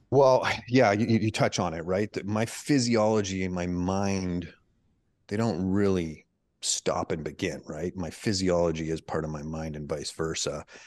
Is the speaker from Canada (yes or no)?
yes; Canada; moved away as an adult; now in United States; my wife, she's American, I'm Canadian